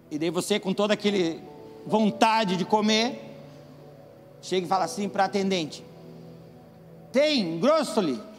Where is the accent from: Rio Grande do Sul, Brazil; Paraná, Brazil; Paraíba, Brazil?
Paraná, Brazil; Quando a gente veio para cá, a gente é do Paraná. E lá no Paraná tem um nome sofisticado e um nome bem ruim para uma coisa que é boa, que é grostoli.